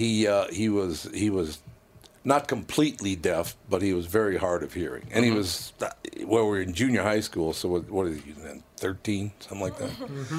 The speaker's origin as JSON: {"language": "English", "town": "Minneapolis", "region": "Minnesota", "country": "United States", "tie": "born or raised there", "said": "North Minneapolis."}